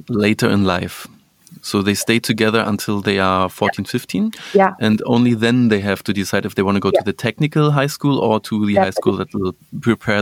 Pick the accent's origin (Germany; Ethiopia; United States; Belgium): Germany; we, in Germany, we have a lot of uh, Polish uh, yeah. last names